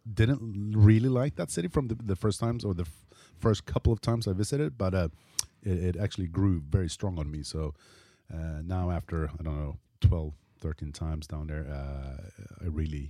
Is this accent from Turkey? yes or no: no; Umeå, Västerbotten County, Sweden; now in Stockholm, Sweden; Oh, I'm a northern soul. I was born and raised up in Umeå, a small town north of Stockholm by the coast.